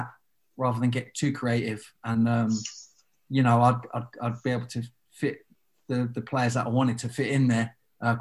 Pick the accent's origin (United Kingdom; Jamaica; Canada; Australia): United Kingdom; Luton, East of England; also born or lived in London; I count myself as a Luton lad. You know, I moved there from London when I was about 5 or 6.